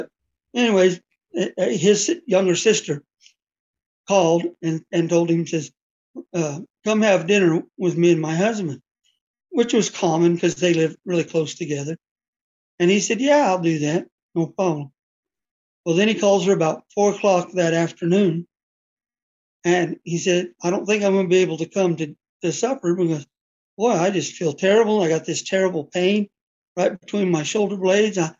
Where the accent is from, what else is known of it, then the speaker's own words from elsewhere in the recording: Mountainair, New Mexico, United States; I was born in a small town called Mountain Air, New Mexico